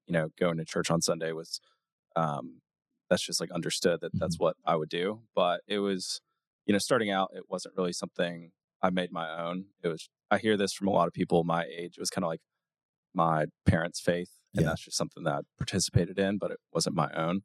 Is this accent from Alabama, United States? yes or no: yes; Auburn, Alabama, United States; now in Nashville, United States; I grew up in Auburn, Alabama.